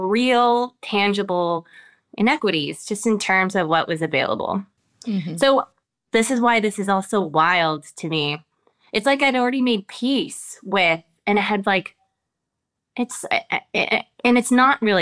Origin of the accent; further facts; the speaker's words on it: United States; as I've lived my life here in America as an American woman